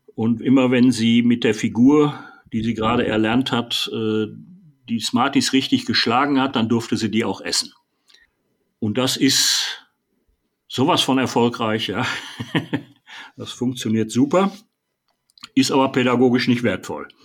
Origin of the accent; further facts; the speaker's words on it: Ennepe-Ruhr district, North Rhine-Westphalia, Germany; in meiner Heimatstadt